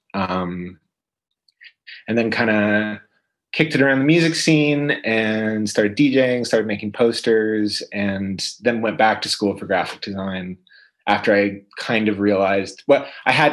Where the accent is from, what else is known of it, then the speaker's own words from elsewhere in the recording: London, Ontario, Canada; moved away as an adult; also born or lived in Toronto, Canada; now in London, United Kingdom; Born and raised in London, Ontario, and then I moved to Toronto when I was 18